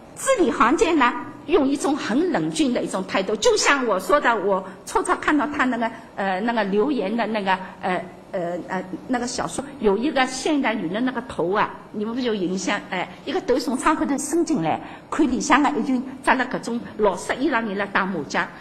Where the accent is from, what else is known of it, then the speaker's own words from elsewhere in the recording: Shanghai, China; 我们上海人